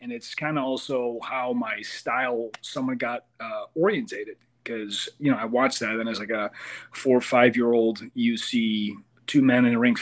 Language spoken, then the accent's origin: English; Amsterdam, North Holland, Netherlands; moved away as an adult; now in United States; I come from Amsterdam. And Netherlands, really small country